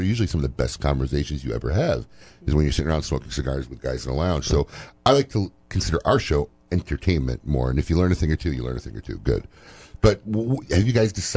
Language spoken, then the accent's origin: English; Chicago, Illinois, United States; now in Florida, United States; I'm from Chicago